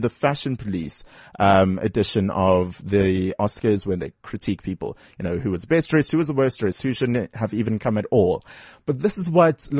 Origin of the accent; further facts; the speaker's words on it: Durban, KwaZulu-Natal, South Africa; moved away; Durban, my hometown